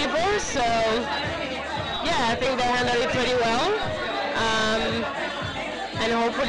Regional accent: France; now in China; I'm … and I'm from France.

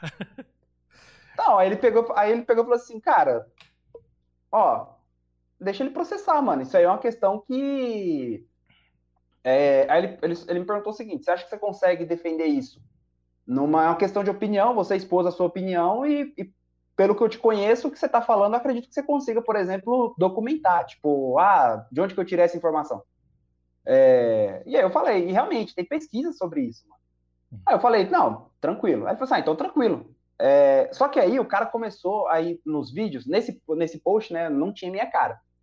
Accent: Diadema, São Paulo, Brazil; eu cresci numa Assembleia de Deus da periferia em Diadema, lá em São Paulo

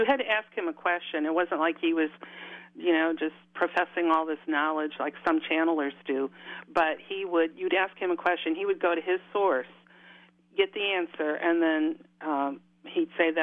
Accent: Chicago, Illinois, United States; moved away as an adult; also born or lived in Virginia; now in Charlottesville, United States; was born and raised in Chicago

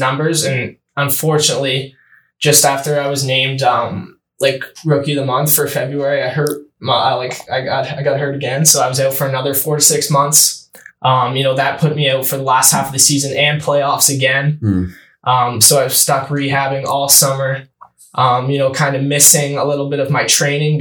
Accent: Brockville, Ontario, Canada; I came back to Brockville and played in my hometown, for the Braves

